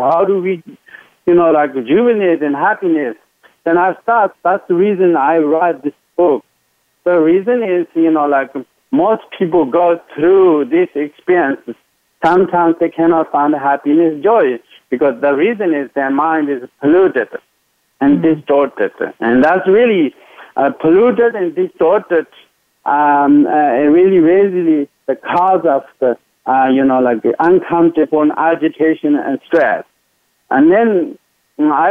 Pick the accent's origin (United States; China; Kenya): China; Tibet; moved away; growing up in Tibet